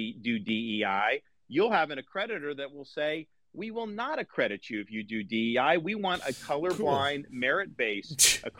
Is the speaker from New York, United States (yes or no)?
no; Tampa Bay area, Florida, United States; I'm a blue collar kid. I grew up in the Tampa Bay area working minimum wage to get through school.